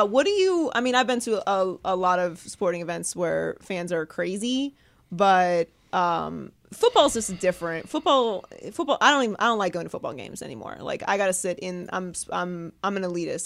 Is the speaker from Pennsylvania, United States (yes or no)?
yes; Pittsburgh, Pennsylvania, United States; also born or lived in Miami; now in California, United States; I grew up in Pittsburgh